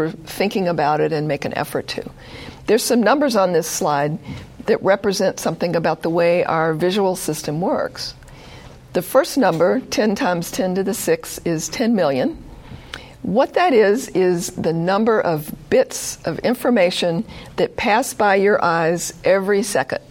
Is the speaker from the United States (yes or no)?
yes; the South, United States; moved away; I grew up in the South